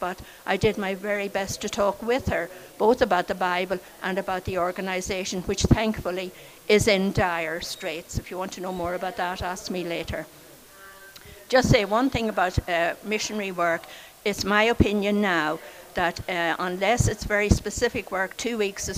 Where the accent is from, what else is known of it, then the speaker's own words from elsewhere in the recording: Sligo, Connacht, Ireland; I was born in Sligo in 1941